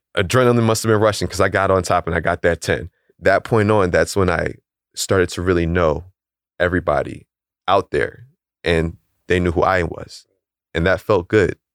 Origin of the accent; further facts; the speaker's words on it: Philadelphia, Pennsylvania, United States; we're both from Philly